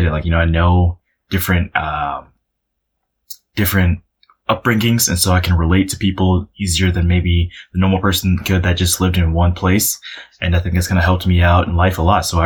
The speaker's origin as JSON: {"language": "English", "town": "Chicago", "region": "Illinois", "country": "United States", "tie": "born or raised there", "said": "And then obviously, you know, growing up in Chicago, uh, the Bulls were, they were great at that."}